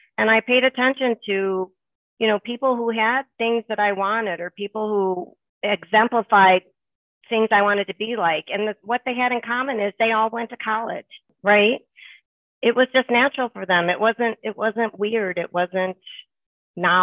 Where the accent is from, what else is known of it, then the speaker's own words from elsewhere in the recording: Harvey, Illinois, United States; also born or lived in Chicago Heights / Markham; I grew up in the neighborhoods of Harvey and Markham.